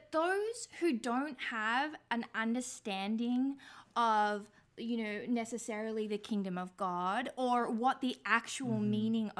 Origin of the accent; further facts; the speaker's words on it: Australia; I'm Australian